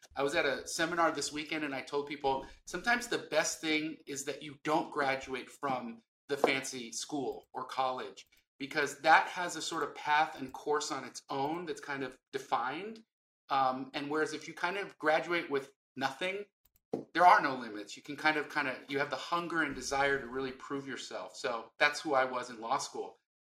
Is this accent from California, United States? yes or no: yes; Los Angeles, California, United States; I grew up in West LA and we were very poor